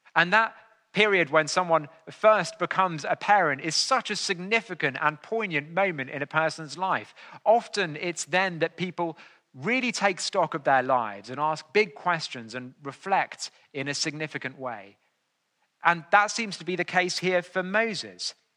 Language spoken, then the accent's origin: English; England, United Kingdom; I was more than willing to be known as an Englishman on those occasions.